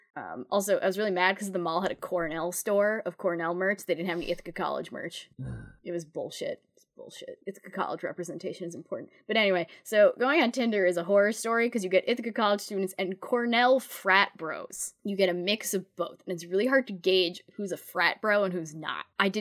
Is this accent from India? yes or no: no; United Kingdom; Being British, there's another important Elizabeth in my life.